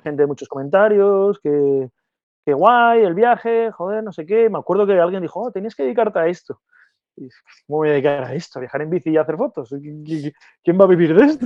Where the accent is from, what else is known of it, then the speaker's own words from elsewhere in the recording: Gijón, Asturias, Spain; moved away as an adult; yo soy de Gijón de Asturias